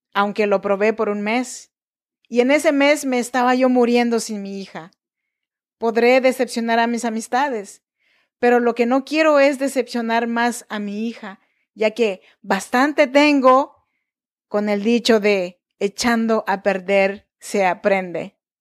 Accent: Chinantla region, Oaxaca, Mexico; Yo nací en Oaxaca, México, en la región chinanteca

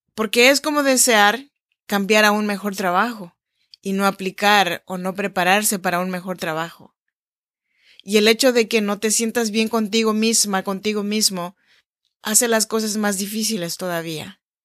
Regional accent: Chinantla region, Oaxaca, Mexico; moved away as an adult; now in Sacramento, United States; soy nacida en Oaxaca, México en la región chinanteca. Y estoy grabando este podcast desde Sacramento, California, en donde vivo desde hace ya 14 años.

